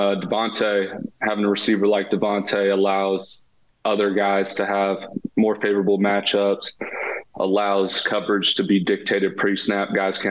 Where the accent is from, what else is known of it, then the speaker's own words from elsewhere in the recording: East Bay, Bay Area, California, United States; being a Bay Area kid, right, growing up in the East Bay